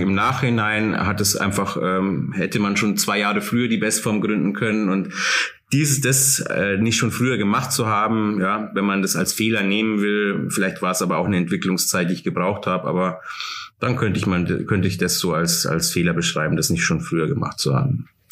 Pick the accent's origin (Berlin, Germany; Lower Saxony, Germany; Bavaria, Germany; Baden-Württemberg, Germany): Bavaria, Germany; Starnberg; also born or lived in Munich / Oberhaching; now in Taufkirchen, Germany; Ich bin in Starnberg geboren, ja. Ich komme aus der Starnberger Ecke